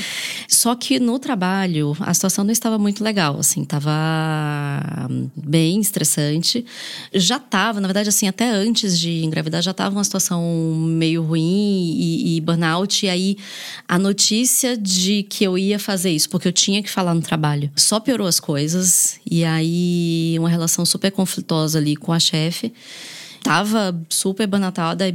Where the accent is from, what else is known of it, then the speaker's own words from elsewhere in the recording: Salvador, Bahia, Brazil; moved away; Eu sou de Salvador